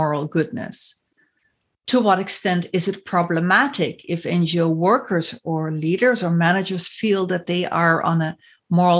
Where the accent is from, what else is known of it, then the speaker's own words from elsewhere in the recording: Netherlands; in the Netherlands, my home country